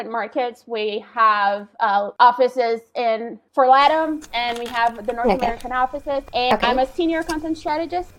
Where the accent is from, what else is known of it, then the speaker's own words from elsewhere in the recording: Belo Horizonte, Minas Gerais, Brazil; I currently live in Belo Horizonte. It's my hometown.